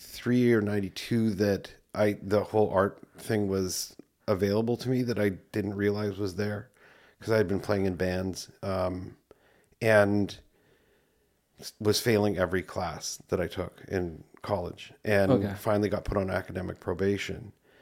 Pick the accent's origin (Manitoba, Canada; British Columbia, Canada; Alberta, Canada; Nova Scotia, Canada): Manitoba, Canada; Winnipeg; I grew up in Winnipeg, Canada, South Central Saint Patel.